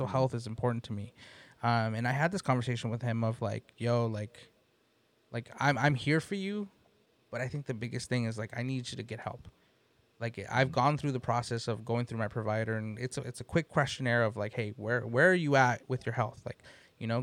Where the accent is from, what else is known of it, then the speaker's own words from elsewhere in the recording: East Palo Alto, California, United States; also born or lived in San Jose; we grew up in the Bay Area in areas that, you know, like I grew up in East Palo Alto